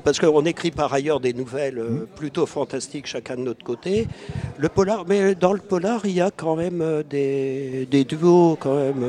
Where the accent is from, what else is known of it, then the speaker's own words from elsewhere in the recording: Beauce, Centre-Val de Loire, France; je suis issu d'un petit village de Beauce